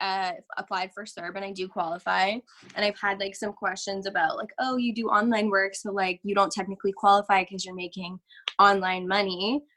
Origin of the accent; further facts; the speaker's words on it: Canada; I'm very lucky to live where I live, even as a Canadian, because even our laws are different province to province